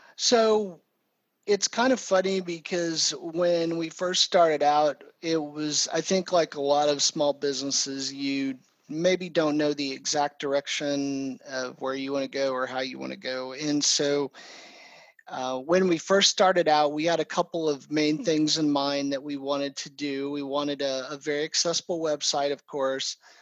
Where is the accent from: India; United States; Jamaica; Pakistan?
United States; Oklahoma City, Oklahoma; also born or lived in Texas; I am from Oklahoma City and uh, pretty much grown up here